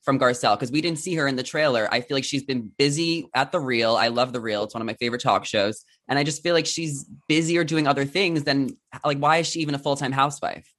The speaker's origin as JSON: {"language": "English", "region": "New York", "country": "United States", "said": "I'm from New York"}